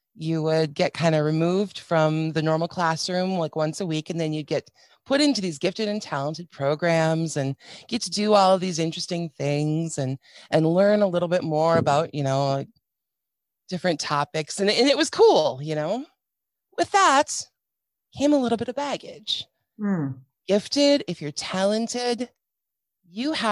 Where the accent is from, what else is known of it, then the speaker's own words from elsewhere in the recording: Minnesota, United States; So we lived in a Midwestern town in Minnesota. I'm from Minnesota